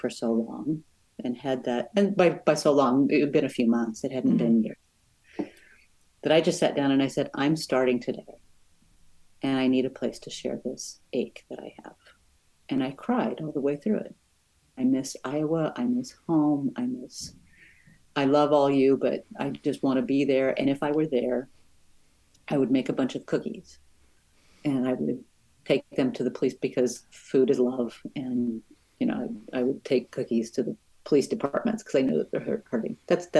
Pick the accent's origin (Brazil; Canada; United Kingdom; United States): Brazil; I'm from Brazil.